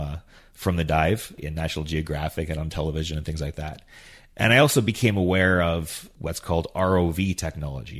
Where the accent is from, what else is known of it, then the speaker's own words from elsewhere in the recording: Yukon, Canada; now in High River, Canada; I was born and raised in the Yukon